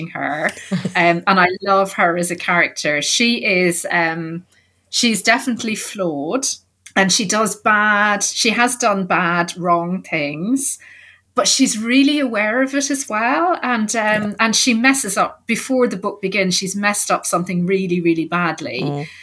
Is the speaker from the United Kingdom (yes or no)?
no; Ireland; I grew up in Ireland in the 70s and 80s.